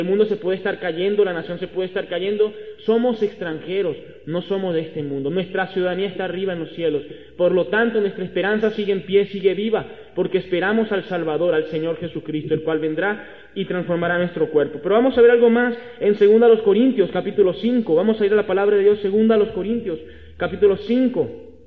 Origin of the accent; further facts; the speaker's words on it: Venezuela; moved away as an adult; now in Mexico; Acá en México soy un extranjero soy venezolano